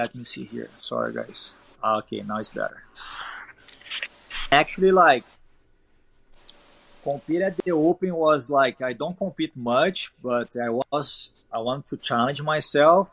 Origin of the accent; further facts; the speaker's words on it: Brazil; English is a second language; moved away as an adult; my hometown is very far away from São Paulo